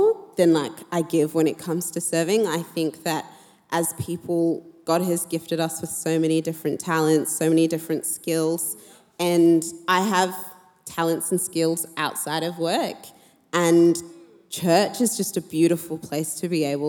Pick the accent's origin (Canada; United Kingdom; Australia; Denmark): Australia; Perth, Western Australia; moved away as an adult; now in Sydney, Australia; I grew up in Perth